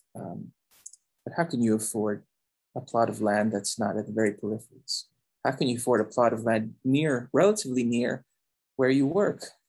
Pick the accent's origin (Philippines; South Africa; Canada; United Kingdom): Philippines; now in United States; I was born in the Philippines, I grew up there.